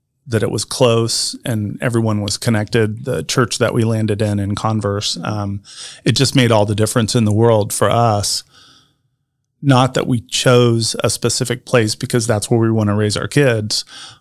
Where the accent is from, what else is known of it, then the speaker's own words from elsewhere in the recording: Anderson, Indiana, United States; moved away as an adult; also born or lived in Noblesville, Indiana; growing up in Anderson, living in Noblesville